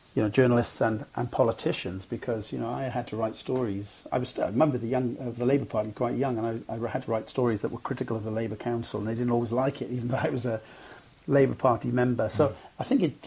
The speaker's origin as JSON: {"language": "English", "town": "Cwmbran", "region": "Wales", "country": "United Kingdom", "tie": "born or raised there", "said": "I grew up in Cwmbran"}